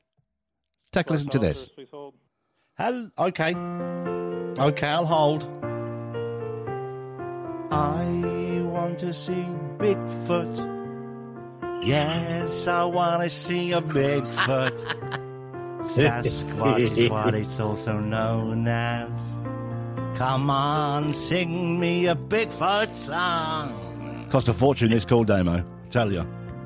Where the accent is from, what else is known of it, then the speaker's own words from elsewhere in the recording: Northampton, East Midlands, United Kingdom; I'm from Northampton